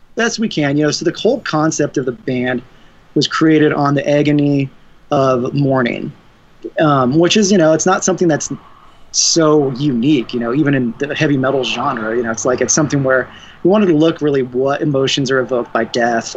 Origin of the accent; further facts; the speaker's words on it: Denver, Colorado, United States; we're from Denver, Colorado